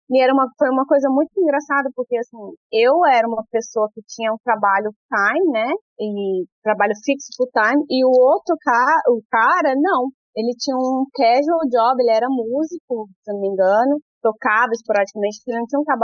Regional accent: Brazil; moved away as an adult; also born or lived in Sydney, Australia / Mandurah, Australia; now in Perth, Australia; Eu não sou indiana, não, eu sou do Brasil.

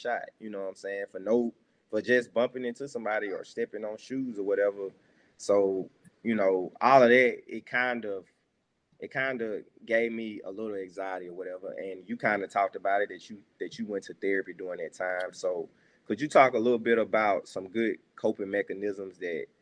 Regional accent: Jackson, United States; I'm from Jackson And, you know, I live back in the metro area

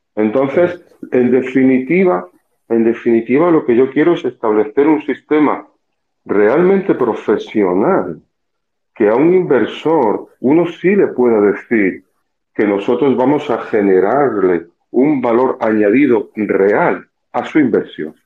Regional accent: Costa del Sol, Andalusia, Spain; moved away as an adult; now in Punta Cana, Dominican Republic; Yo en España trabajaba, soy del sur, de la Costa del Sol

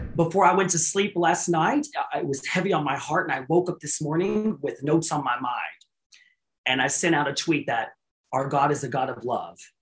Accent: Mesquite, Texas, United States; I'm from Mesquite

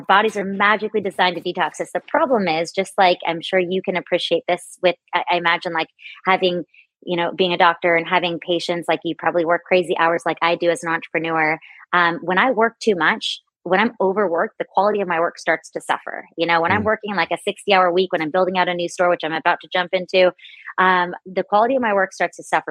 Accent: San Diego, California, United States; grew up on carne asada burritos and all the things uh, growing up in San Diego

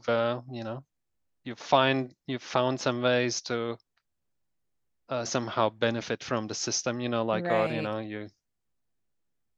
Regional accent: Latvia; now in New Zealand; I was born in Soviet Union, but I was only 3 years old when the Soviet Union collapsed

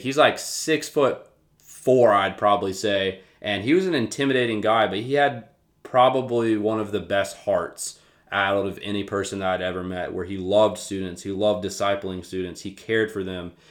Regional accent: Winston-Salem, North Carolina, United States; moved away as an adult; now in Lynchburg, United States; I am from Winston-Salem, North Carolina.

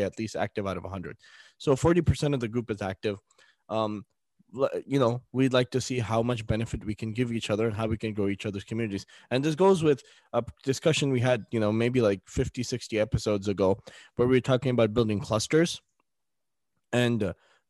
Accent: United States; As American Muslim podcasters

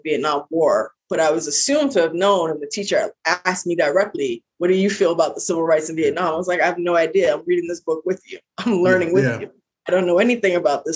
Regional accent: New York, United States; accent: heavy New York; I have a very heavy New York accent.

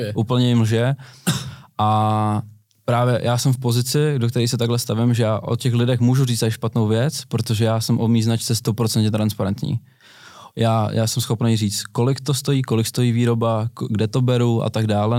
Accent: Brno, South Moravian Region, Czechia; jsme z Brna oba dva

